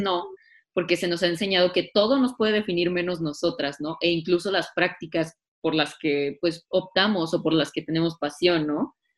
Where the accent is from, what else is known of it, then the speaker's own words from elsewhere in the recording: Mexico; nosotros como mexicanos